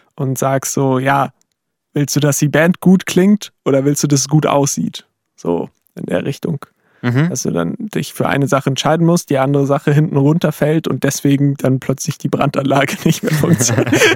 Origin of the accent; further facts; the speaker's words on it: Saxony, Germany; bei uns in Sachsen